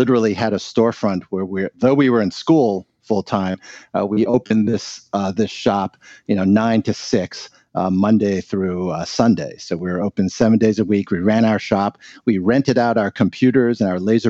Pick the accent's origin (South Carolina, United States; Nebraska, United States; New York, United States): New York, United States; They studied in Seattle and then both got jobs in New York, where I was born. My parents very much wanted to live in America because of the freedoms and the opportunities that this country afforded, and they became citizens, and I grew up in New York